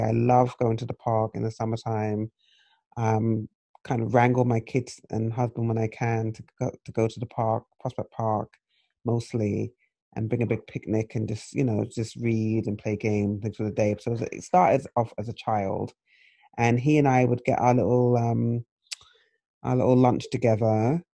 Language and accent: English; England, United Kingdom; moved away; growing up in England, we had four television stations.